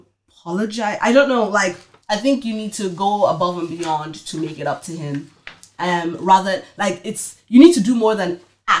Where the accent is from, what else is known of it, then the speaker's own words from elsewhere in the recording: Nigeria; probably it's a mixture of because like we're Nigerian